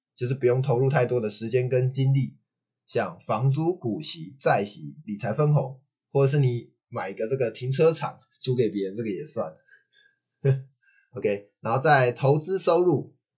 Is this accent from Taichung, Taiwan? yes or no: yes; Taichung, Taiwan; 我台中人